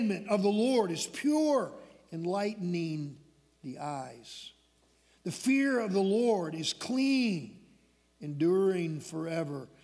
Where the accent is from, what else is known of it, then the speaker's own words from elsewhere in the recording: Michigan, United States; When I was a small boy growing up in Michigan